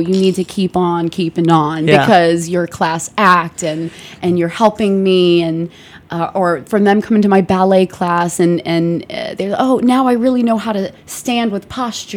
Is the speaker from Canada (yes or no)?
no; Rhodes, South Aegean, Greece; moved away; I'm from Rhodes Island